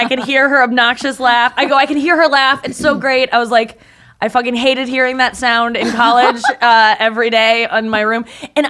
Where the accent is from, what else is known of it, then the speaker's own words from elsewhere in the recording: St. Louis, Missouri, United States; St. Louis.